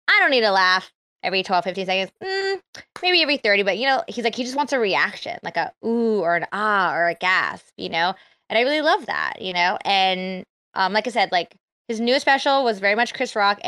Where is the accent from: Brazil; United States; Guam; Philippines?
Philippines; I'm Filipino